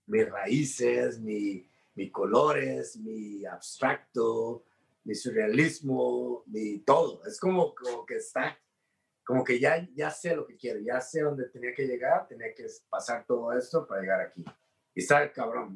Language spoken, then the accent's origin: Spanish; Mexico; los mexicanos somos